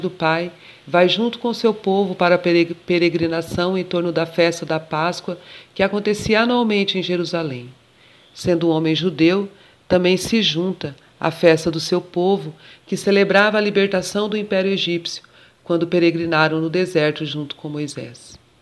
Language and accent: Portuguese; Mato Grosso do Sul, Brazil; also born or lived in São Paulo; Nascida em São Paulo, por acaso, mas criada em criada, educada e, e vivida em Mato Grosso do Sul, centro-oeste brasileiro